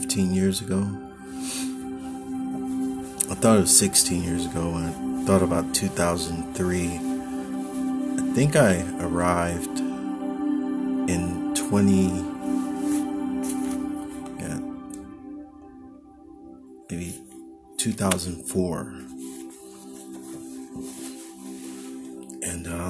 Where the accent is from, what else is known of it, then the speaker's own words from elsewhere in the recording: Oakland, California, United States; moved away as an adult; now in Los Angeles, United States; my hometown of Oakland